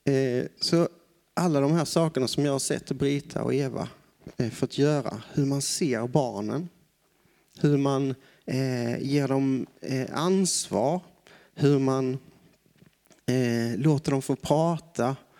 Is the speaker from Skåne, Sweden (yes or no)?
yes; Broby, Skåne, Sweden; moved away as an adult; also born or lived in Osby / Brazil; now in Tanzania; Jag kommer ifrån en liten ort härifrån. Jag är född i Broby